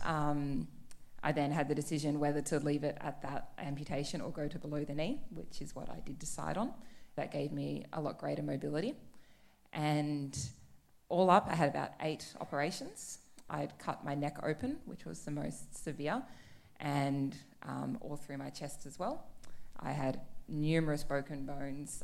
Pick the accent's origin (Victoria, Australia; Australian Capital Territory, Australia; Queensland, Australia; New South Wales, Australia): Australian Capital Territory, Australia; Canberra; moved away as an adult; also born or lived in Melbourne; I grew up in Canberra